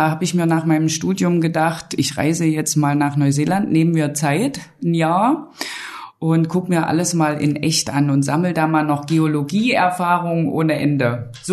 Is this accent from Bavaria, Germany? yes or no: no; Dessau, Saxony-Anhalt, Germany; Also erstmal bin ich im Wald aufgewachsen, in der Nähe von Dessau, in einem Ferienheim.